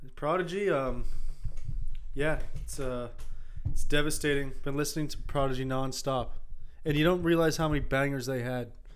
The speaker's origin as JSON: {"language": "English", "country": "Canada", "tie": "born or raised there", "said": "such a large part of growing up in Fairview"}